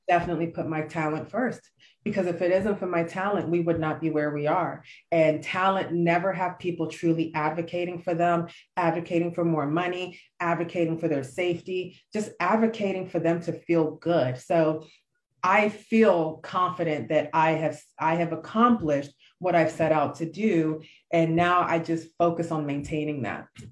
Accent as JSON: {"language": "English", "country": "Nigeria", "said": "I am true Nigerian to the core."}